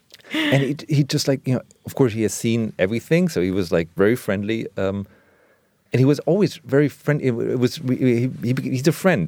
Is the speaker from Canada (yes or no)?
no; Germany; born or raised there; English is a second language